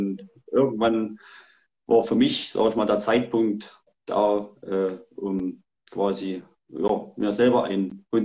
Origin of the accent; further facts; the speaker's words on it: Saxony, Germany; ich komme aus Sachsen, no, genau, bin 40 Jahre alt